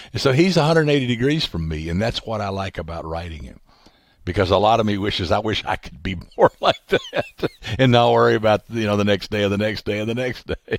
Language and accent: English; the South, United States; growing up in the South